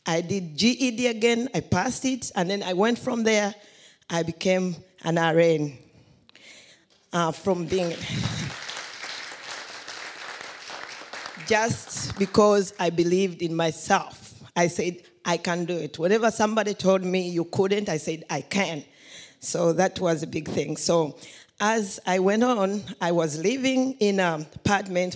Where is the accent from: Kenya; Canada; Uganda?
Uganda; moved away; I came from Uganda